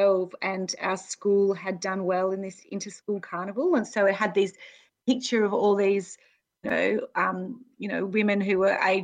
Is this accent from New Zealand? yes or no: no; Spearwood, Western Australia, Australia; I grew up in Western Australia, in a place called Spearwood, which is near Fremantle